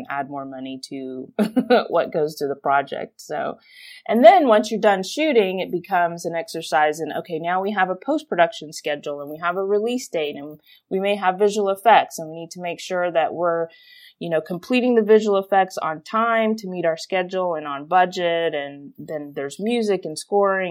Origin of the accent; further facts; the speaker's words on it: Houston, Texas, United States; I grew up in Houston, Texas